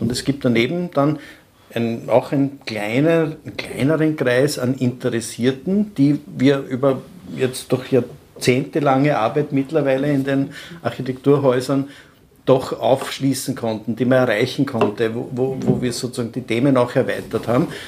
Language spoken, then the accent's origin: German; Burgenland, Austria; bei uns im Burgenland